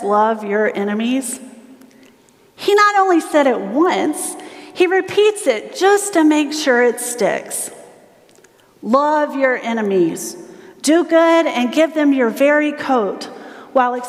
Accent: South Carolina, United States; I'm from South Carolina

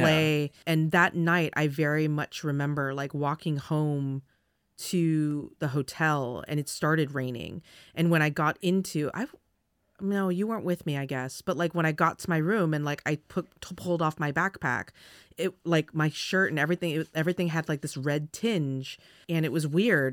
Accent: California, United States; moved away; I'm from California

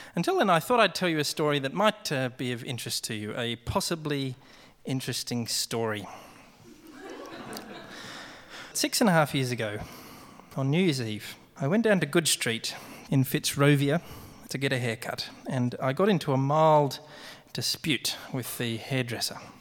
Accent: Canberra, Australian Capital Territory, Australia; I grew up in Canberra where I used to be a lawyer

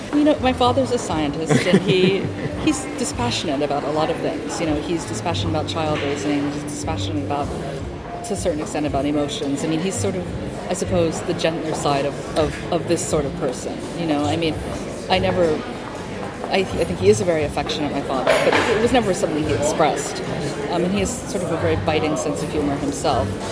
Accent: Hawaii, United States; I'm from Hawaii

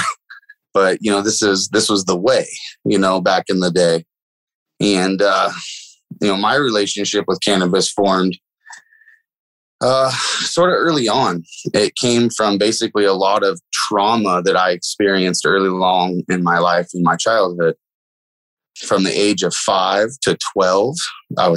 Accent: Willits, California, United States; also born or lived in Fort Bragg, California; I come from Willits, California. That's Mendocino County.

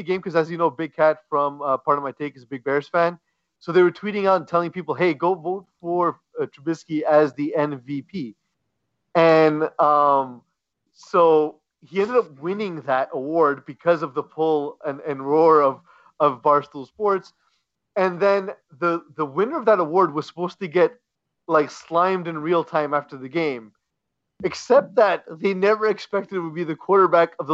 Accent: Canada; as a Canadian

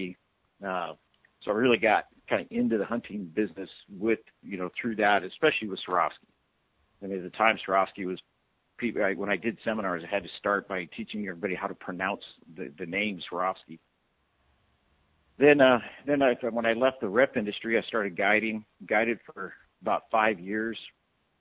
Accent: Douglas, Arizona, United States; I grew up in Douglas, Arizona

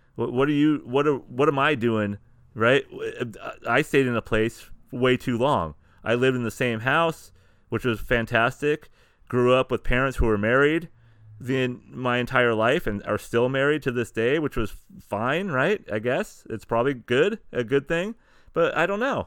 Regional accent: San Diego, California, United States; also born or lived in Sacramento, California; we started with San Diego County, started with my hometown.

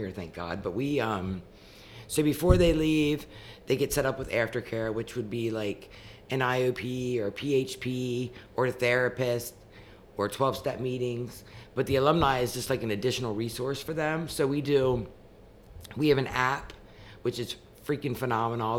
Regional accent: Wrightsville, Pennsylvania, United States; also born or lived in Marietta; I grew up in Wrightsville, which is where the ranch is

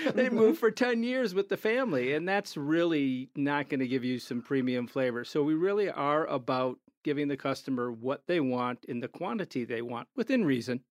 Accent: Chicago, Illinois, United States; moved away as an adult; now in Denver, United States; we're from Chicago.

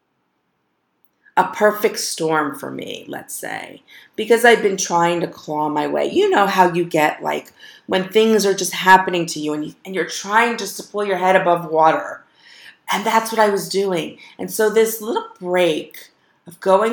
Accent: South Florida, United States; also born or lived in Parkland, Florida; I grew up in South Florida

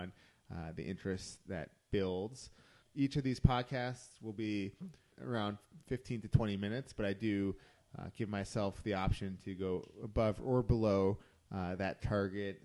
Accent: Cleveland, Ohio, United States; moved away as an adult; now in Atlanta, United States; I am originally from Cleveland, Ohio.

